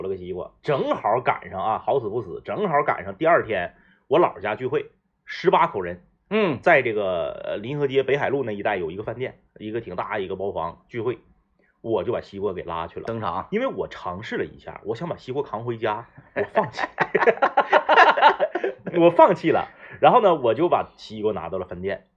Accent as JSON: {"language": "Chinese", "region": "Jilin", "country": "China", "tie": "born or raised there", "moved": "yes", "said": "回我老家"}